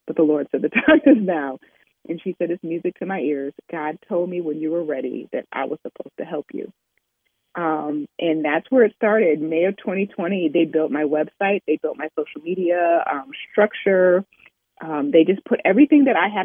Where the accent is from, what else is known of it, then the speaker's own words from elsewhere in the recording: Oberlin, Ohio, United States; I grew up in Overland, Ohio, which is a stop on the Underground Railroad